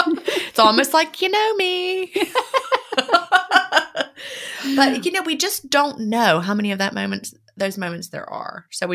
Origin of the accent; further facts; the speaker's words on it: San Diego, California, United States; I grew up in San Diego, California, and I have always loved the ocean.